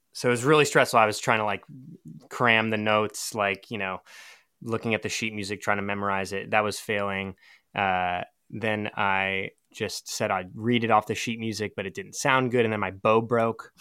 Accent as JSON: {"language": "English", "town": "Seattle", "region": "Washington", "country": "United States", "tie": "born or raised there", "also_born_or_lived": "Portland, Oregon", "moved": "yes", "lives_now": "Durham, United States", "said": "I grew up in Seattle, so on the opposite coast"}